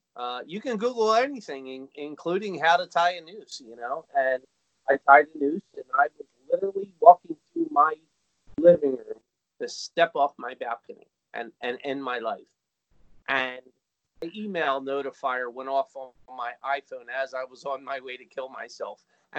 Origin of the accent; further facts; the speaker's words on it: New Jersey, United States; now in Philadelphia, United States; I came from New Jersey, and the reason I'm here in Philadelphia